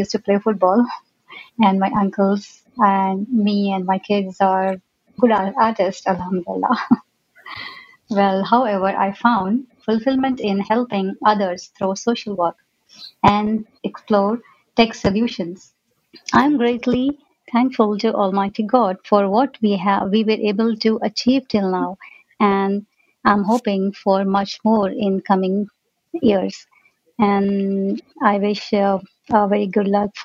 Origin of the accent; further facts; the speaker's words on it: Hyderabad, Telangana, India; now in Saudi Arabia; I was raised in Hyderabad, India, and I was brought up in a family that values empathy and human life